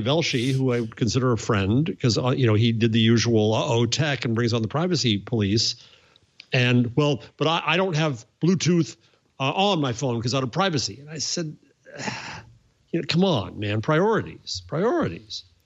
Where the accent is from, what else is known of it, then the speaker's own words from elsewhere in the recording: New York City, New York, United States; as a New Yorker, as a New York City person